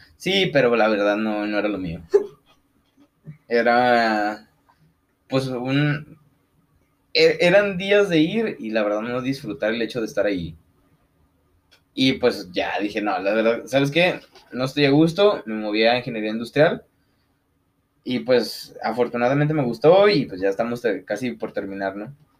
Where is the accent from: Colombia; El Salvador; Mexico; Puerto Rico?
Mexico; Lagos de Moreno, Jalisco; somos de aquí de Lagos de Moreno